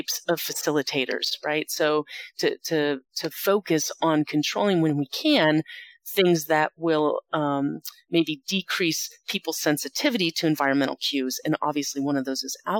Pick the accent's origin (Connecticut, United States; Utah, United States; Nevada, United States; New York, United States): Nevada, United States; Las Vegas; my hometown is Las Vegas. That's where I'm a professor of criminal justice at the University of Nevada, Las Vegas.